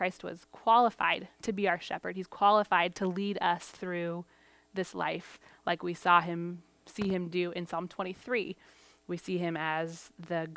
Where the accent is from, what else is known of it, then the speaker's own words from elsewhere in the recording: Portugal; moved away; I grew up in Portugal.